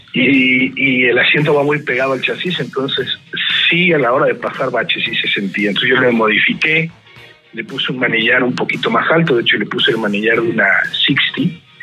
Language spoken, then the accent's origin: Spanish; Mexico City, Mexico; moved away as an adult; also born or lived in San Diego, California / Tijuana; now in Monterrey, Mexico; Yo soy del Distrito Federal. Yo nací en México y a los 40 años me salí de la Ciudad de México